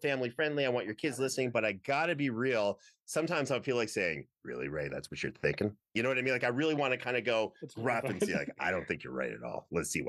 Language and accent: English; Canada; you know, where I grew up in Canada, if you wore like a Batman shirt outside.